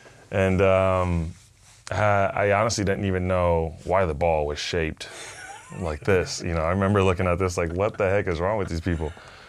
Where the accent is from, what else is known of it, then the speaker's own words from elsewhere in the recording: Panama; first language Spanish; English is a second language; Well, many people don't know, but I'm originally from Panama, mm-hmm. born and raised. I speak two languages, Spanish being number one.